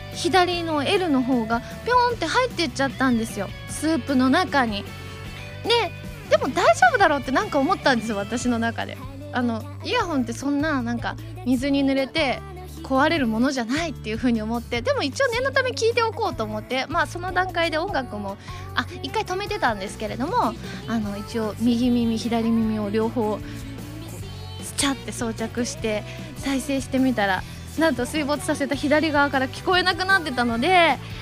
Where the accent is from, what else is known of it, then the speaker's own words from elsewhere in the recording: Gunma, Japan; 群馬県出身なんですけれども